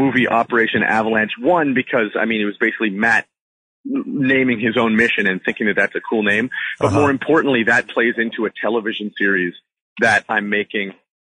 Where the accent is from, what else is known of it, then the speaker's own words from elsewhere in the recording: Canada; I shouldn't say we because I'm Canadian